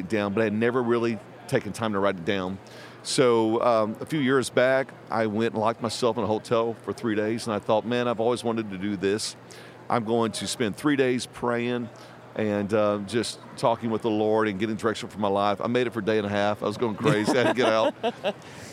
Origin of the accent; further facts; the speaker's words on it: Indiana, United States; moved away as an adult; also born or lived in East Tennessee / West Tennessee; now in Katy, United States; grew up in Indiana. My dad pastors a church still in Indiana.